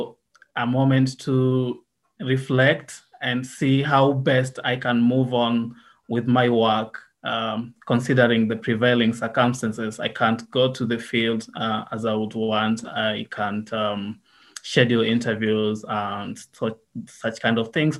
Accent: Nairobi, Kenya; also born or lived in Kenya-Uganda border countryside / Nakuru; I was born in Nairobi, spent a lot of my childhood here in Nairobi, but then went to the countryside on the border of Kenya and Uganda

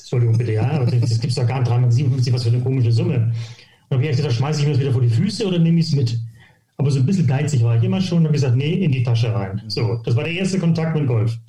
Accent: Hittfeld, Lower Saxony, Germany; moved away as an adult; also born or lived in Gütersloh; now in St. Leon-Rot, Germany; ich komme aus, äh, aus Hilfeld, das ist bei Hamburg, also bei Harburg. Das ist, sage ich immer, ich bin Hamburger

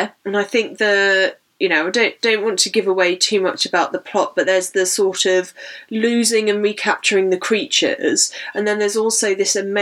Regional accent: United Kingdom; we're British

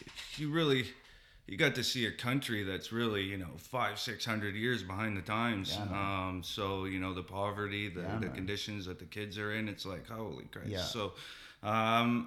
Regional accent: Newmarket, Ontario, Canada; also born or lived in Petawawa; I grew up in Newmarket. It's a suburb

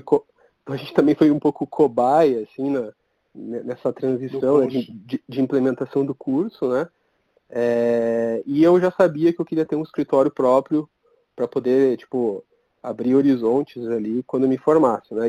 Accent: Curitiba, Paraná, Brazil; eu sou curitibano

